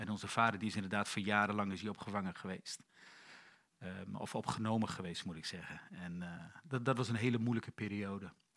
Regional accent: Emmen, Drenthe, Netherlands; Ik ben geboren in januari 70 in, eh, in het noorden van het land, in Emmen

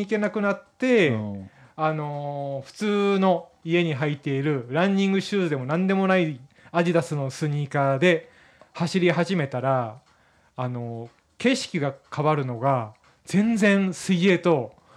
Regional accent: Miyazaki, Japan; moved away as an adult; now in Tokyo, Japan; 出身は宮崎県なんですが、えー、大学、はい、うん、大学進学とともに上京しまして

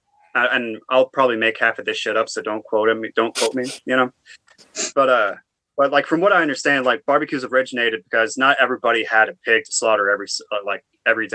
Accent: Oklahoma, United States; now in North Carolina, United States; I'm also from Oklahoma

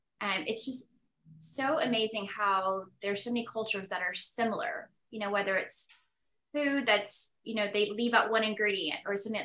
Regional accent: Oklahoma, United States; growing up in Oklahoma, I felt like I wasn't really exposed to a lot of things in the big city.

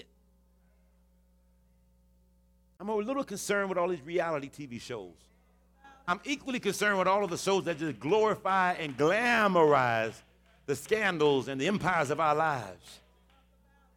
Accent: Houston, Texas, United States; in Texas and Houston, particularly my hometown city

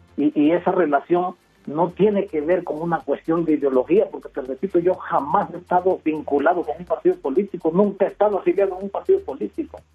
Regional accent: Mexico; now in Mexico City, Mexico; por mi color de piel y por mi forma de hablar y porque no soy de la ciudad

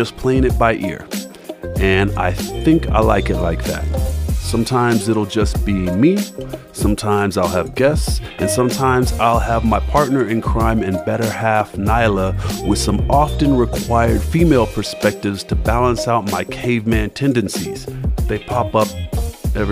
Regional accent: Denver, Colorado, United States; also born or lived in Kentucky; now in Los Angeles, United States; I was born in Kentucky, raised in Denver, Colorado, and professionally vetted on the soft, welcoming, and ever so gentle streets of Los Angeles

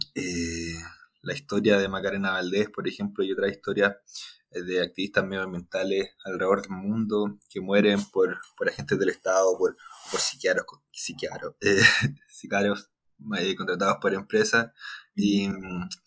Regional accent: Talca, Maule, Chile; moved away as an adult; now in Santiago, Chile; soy de Talca, estudié en Santiago, vivo en Santiago, desde que entré a la, a la carrera

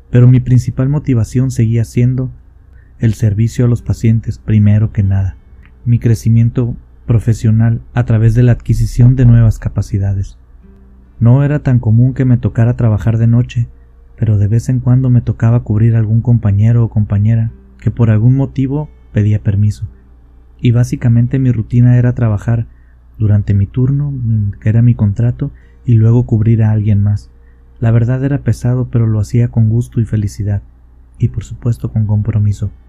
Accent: La Paz, Baja California Sur, Mexico; born there; A mí me pasó en un hospital de la ciudad donde yo nací, en la ciudad de La Paz, Baja California Sur.

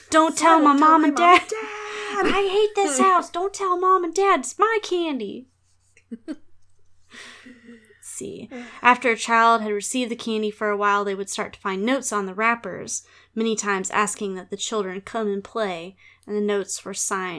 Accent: Texas, United States; accent: Texas; I'm going to stand in my truth and use my homogenized sort of Texas accent. Just my regular voice.

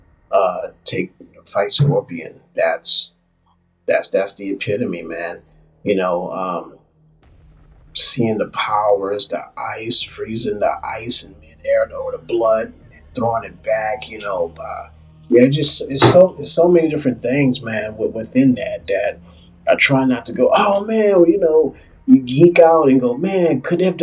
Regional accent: New Orleans, Louisiana, United States; New Orleans, of all places, which is my hometown

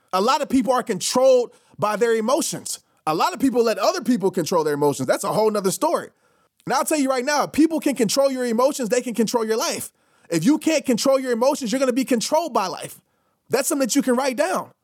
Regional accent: New Orleans, Louisiana, United States; when I used to travel when I was a kid from New Orleans to Little Rock to go visit my grandparents

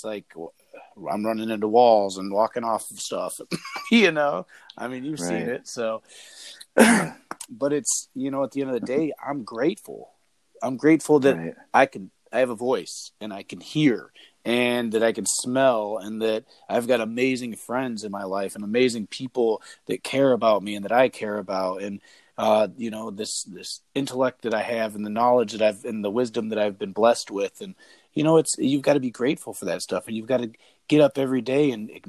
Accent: Washington, United States; And my hands are getting a little raw over here. I'm from Washington, so.

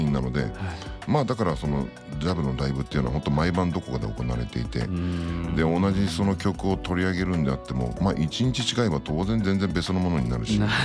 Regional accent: Sanjo, Niigata, Japan; 僕の地元の新潟県の三条市というところ

